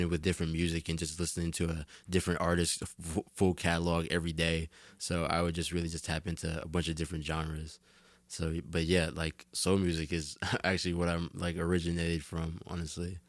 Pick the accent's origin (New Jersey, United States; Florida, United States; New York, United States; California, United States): New Jersey, United States; Jersey City; I am from Jersey City